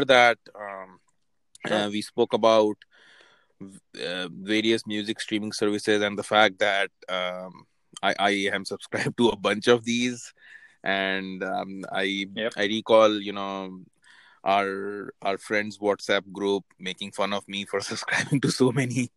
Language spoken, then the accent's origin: English; India; moved away; when we grew up in India